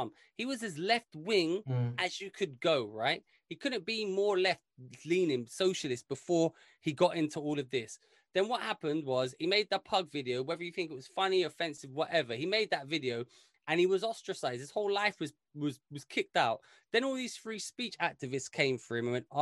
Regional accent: London, United Kingdom; I grew up in London where basically every one of us was from somewhere else

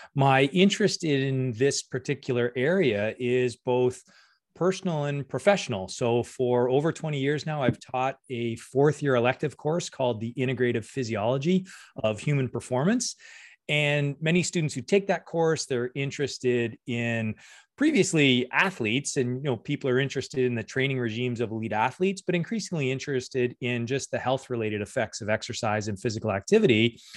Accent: Windsor, Ontario, Canada; moved away as an adult; also born or lived in Guelph / Copenhagen; now in Hamilton, Canada; I'm originally from Windsor

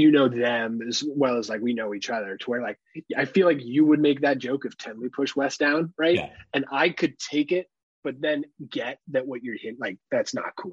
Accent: Half Moon Bay, California, United States; The house we grew up in Half Moon Bay

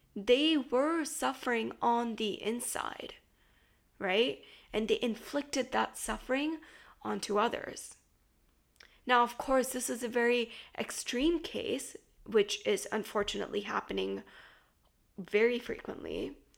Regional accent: United States; growing up in the States

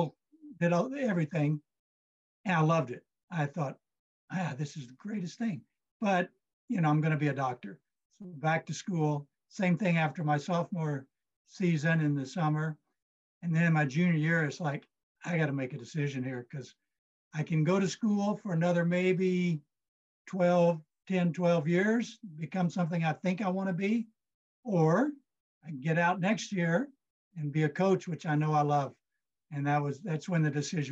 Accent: Texas, United States; I grew up in Texas

